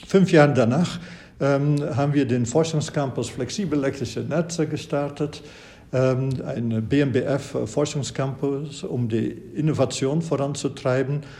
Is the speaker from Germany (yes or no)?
no; Flanders, Belgium; Und Sie wissen, ich habe studiert an der Universität Löwen in Belgien. Ich stamme aus Flandern